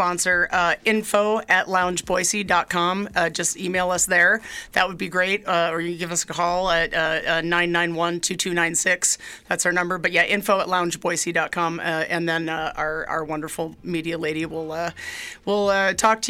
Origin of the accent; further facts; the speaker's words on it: New York City, New York, United States; moved away as an adult; now in Idaho, United States; And I am also from New York. I grew up in Manhattan